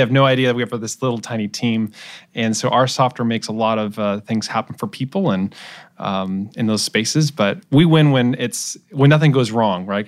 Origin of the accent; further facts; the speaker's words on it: Portland, Oregon, United States; moved away as an adult; also born or lived in Santa Barbara, California / Davis, California; I'm originally from Portland, Oregon. Uh, grew up there until I was eighteen